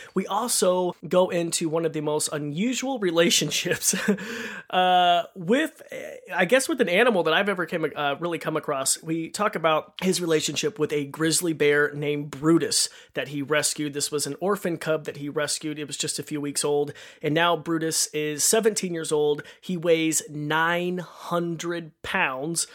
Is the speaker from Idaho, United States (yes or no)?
yes; Idaho, United States; I grew up in Roby Creek, Idaho